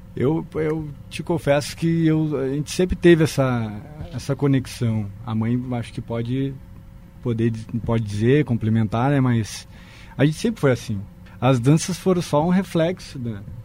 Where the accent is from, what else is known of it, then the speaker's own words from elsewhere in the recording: Santa Maria, Rio Grande do Sul, Brazil; moved away; Eu morava no interior do Rio Grande do Sul, sou de Santa Maria.